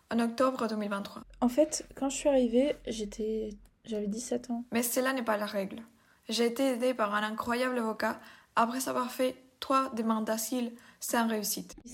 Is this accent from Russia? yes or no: yes; Russia; now in France; bancaire parce que je suis russe.